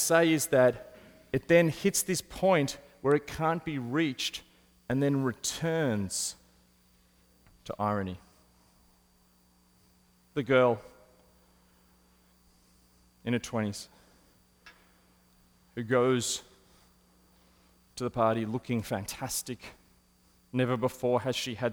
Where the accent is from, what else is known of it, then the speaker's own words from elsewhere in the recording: Australia; as an Australian